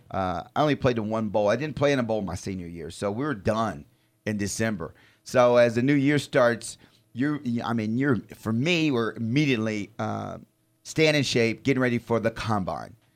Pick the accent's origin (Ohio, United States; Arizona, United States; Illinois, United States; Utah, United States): Illinois, United States; Chicago; I was born in Chicago.